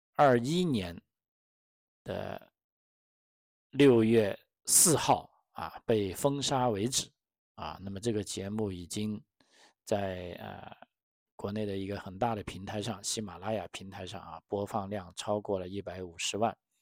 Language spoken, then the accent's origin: Chinese; China; moved away; 作为中国人